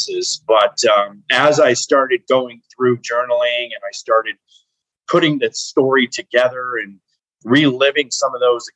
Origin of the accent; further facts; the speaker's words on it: Las Vegas, Nevada, United States; I was raised in Las Vegas, Nevada.